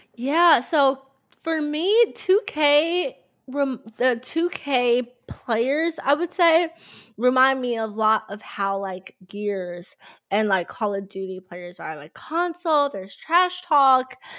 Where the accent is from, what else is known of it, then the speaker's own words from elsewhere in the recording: Dallas, Texas, United States; growing up in Dallas, being from Dallas